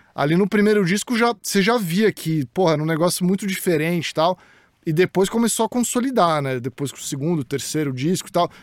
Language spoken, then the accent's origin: Portuguese; Santos, São Paulo, Brazil; moved away as an adult; also born or lived in United States; eu cresci no Jaú, em Santos